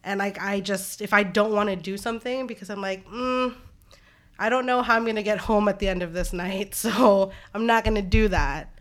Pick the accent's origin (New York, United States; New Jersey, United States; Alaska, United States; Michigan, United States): Alaska, United States; Anchorage; growing up in Anchorage, Alaska